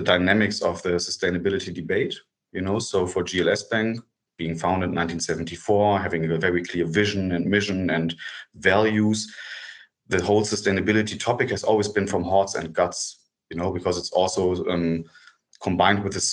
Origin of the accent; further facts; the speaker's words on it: Germany; get back to Germany because I have two kids and I wanted to have them closer to me